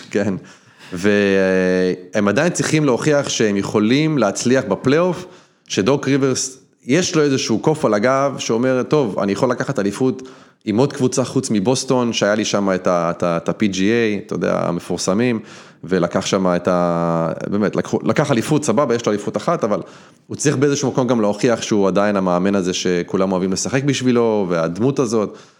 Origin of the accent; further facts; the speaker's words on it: Israel; moved away as an adult; now in United States; יש לי אזרחות, אני, אני ישראלי